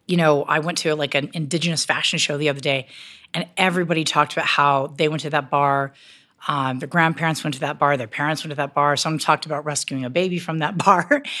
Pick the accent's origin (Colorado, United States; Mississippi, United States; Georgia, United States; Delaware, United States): Colorado, United States; I'm from Colorado